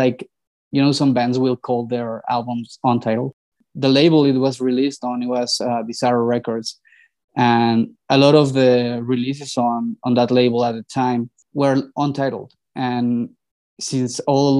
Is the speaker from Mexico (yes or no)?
yes; Mexico City, Mexico; I was born and raised here